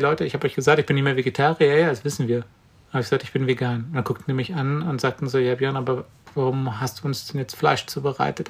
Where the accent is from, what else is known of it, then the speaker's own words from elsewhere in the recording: Brandenburg, Germany; ich komme aus Brandenburg